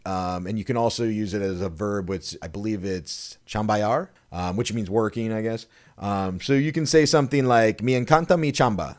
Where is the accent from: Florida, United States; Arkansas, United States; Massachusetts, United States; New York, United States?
Arkansas, United States; Yeah. What? Arkansas.